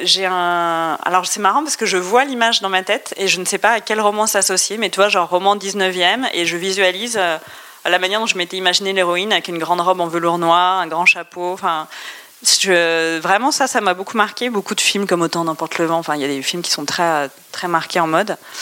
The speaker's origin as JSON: {"language": "French", "town": "Brest", "region": "Brittany", "country": "France", "tie": "born or raised there", "said": "Je suis née à Brest"}